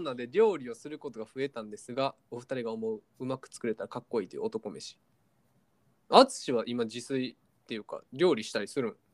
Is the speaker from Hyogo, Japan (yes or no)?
no; Osaka, Japan; 大阪生まれで芸人の学校に通わず